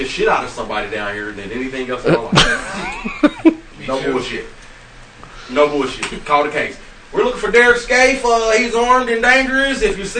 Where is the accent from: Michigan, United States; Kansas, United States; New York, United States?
Kansas, United States; I'm from Kansas